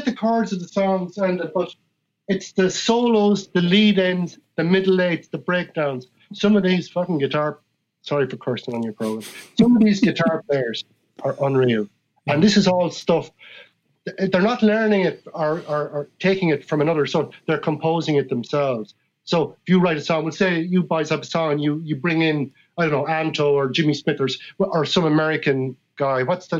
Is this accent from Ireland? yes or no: yes; Ireland; Very proud that I come from Ireland and that as a human being, I was born into the tradition because it's just so rich.